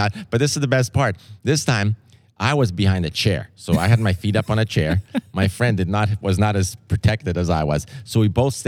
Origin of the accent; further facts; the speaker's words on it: Canada; being a Canadian